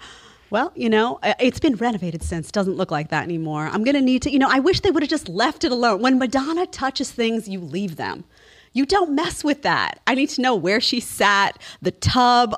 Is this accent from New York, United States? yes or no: yes; New York City, New York, United States; I grew up in New York City